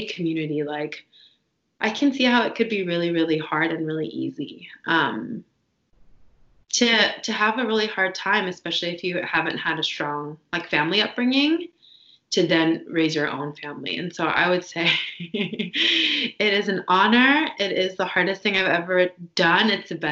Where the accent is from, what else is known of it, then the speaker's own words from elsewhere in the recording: Washington, United States; I'm from Washington State